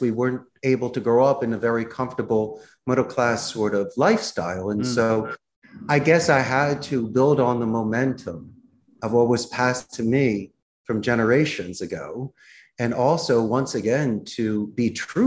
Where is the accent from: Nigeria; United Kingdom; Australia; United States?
United States; Philadelphia, Pennsylvania; accent: Philadelphia; moved away as an adult; now in Costa Rica; I grew up in Northeast Philadelphia